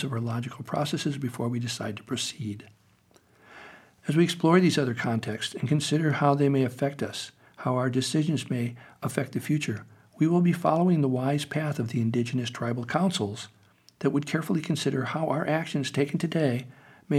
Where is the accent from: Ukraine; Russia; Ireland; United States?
United States; I grew up in America